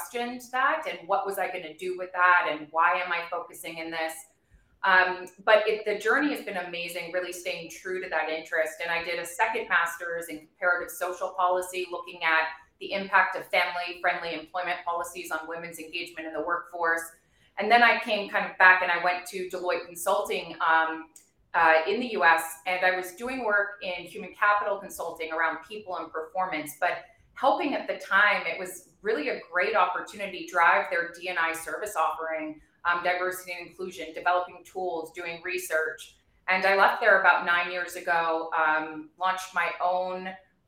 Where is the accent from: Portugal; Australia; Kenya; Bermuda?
Bermuda; moved away as an adult; also born or lived in Providence, United States / New York, United States; I was born and raised in Bermuda